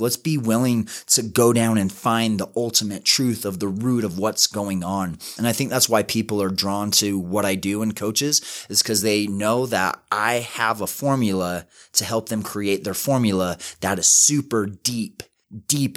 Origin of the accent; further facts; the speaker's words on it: West Valley City, Utah, United States; I grew up in West Valley City, super small house